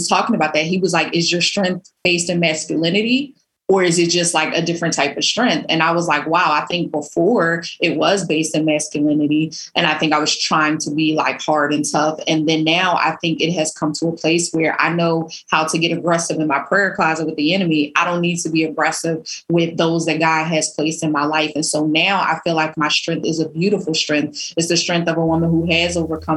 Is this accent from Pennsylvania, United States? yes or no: yes; Philadelphia, Pennsylvania, United States; I grew up in North Philly